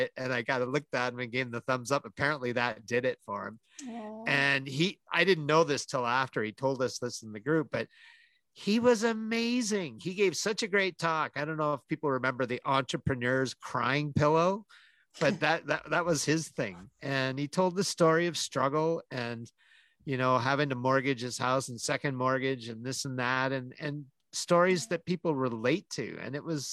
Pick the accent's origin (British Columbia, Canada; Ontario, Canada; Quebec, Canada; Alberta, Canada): Alberta, Canada; Calgary; my hometown